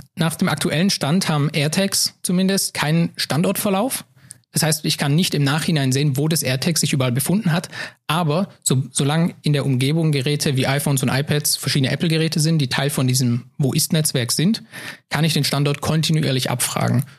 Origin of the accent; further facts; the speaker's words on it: Heilbronn region, Baden-Württemberg, Germany; moved away as an adult; now in Saarbrücken, Germany; ich komme aus Baden-Württemberg, ähm, aus der Region Heilbronn. Und ähm, dort bin ich auch mein, mein ganzes Leben gewesen und groß